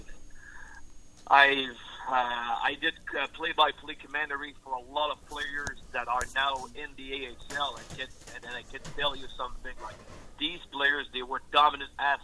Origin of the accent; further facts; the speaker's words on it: Victoriaville, Quebec, Canada; moved away as an adult; also born or lived in Jonquière / Sherbrooke; I'm from Victoriaville, so the Tigers have been by my hometown team forever. As a young guy growing up with my father, we had season tickets